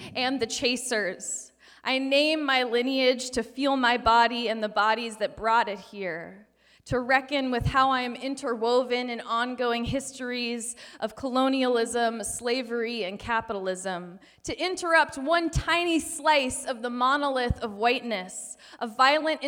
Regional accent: Denver, Colorado, United States; now in Seattle, United States; I was raised on Arapaho territory in Denver, Colorado

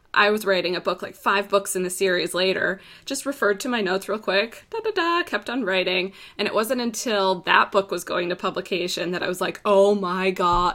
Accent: Florida, United States; I'm from Florida

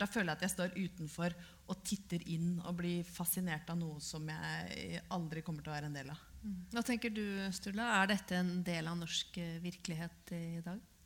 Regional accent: Brøttum, Innlandet, Norway; Jeg er jo fra Brøttum i Hedmark

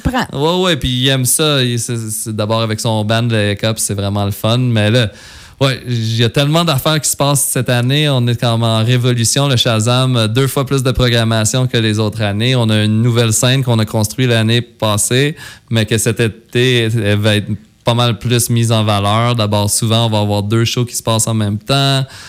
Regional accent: West, Quebec, Canada; je suis super fier d'être du coin d'ici. Oui. Tu sais, moi, j'ai grandi à West toute ma vie

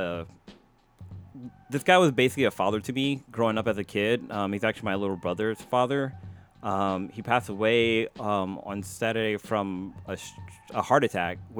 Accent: East Palo Alto, California, United States; we grew up in East Palo Alto.

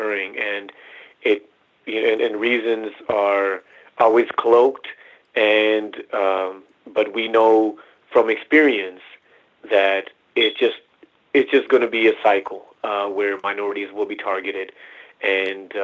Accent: Punjab, India; now in Dallas, United States; I was born in Punjab, which is the, I guess, the origin of the Sikh faith. It's in the border of, Northwest India.

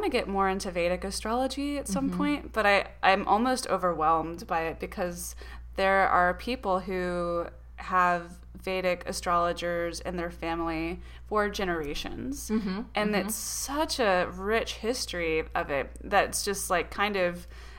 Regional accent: the South, United States; We are from the South

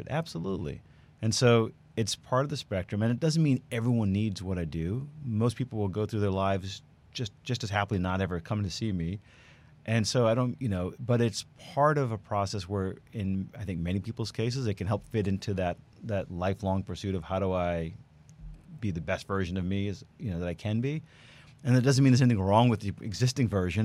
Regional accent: New York, United States; moved away as an adult; now in Houston, United States; I'm from New York, born and raised. We moved here about 11 years ago now

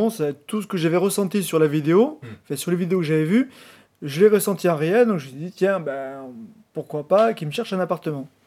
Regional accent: Lyon, Auvergne-Rhône-Alpes, France; je suis l'investisseur magicien. Je suis de Lyon, voilà, et aujourd'hui à Paris pour un gros séminaire.

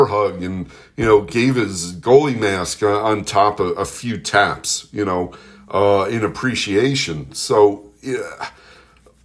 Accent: New York City, New York, United States; I grew up in Manhattan

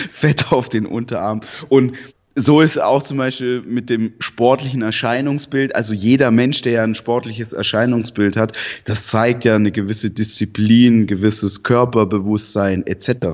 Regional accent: Southern Germany, Germany; also ich bin in Süddeutschland aufgewachsen, in einer Pflegefamilie nicht bei meinen leiblichen Eltern, mit denen habe ich auch keinen Kontakt.

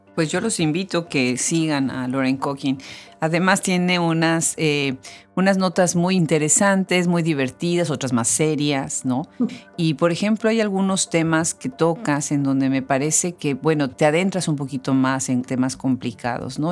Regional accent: Mexico; mi país natal, a México

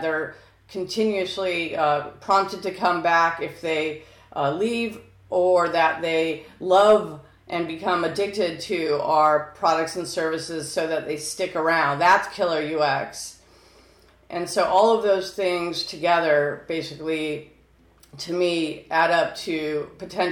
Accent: California, United States; I'm from California

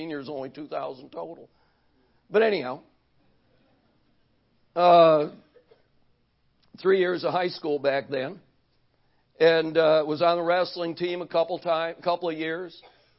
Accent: Racine, Wisconsin, United States; also born or lived in Cleveland, Ohio; I was born in Cleveland, Ohio, moved to Racine, Wisconsin when I was 4 years old

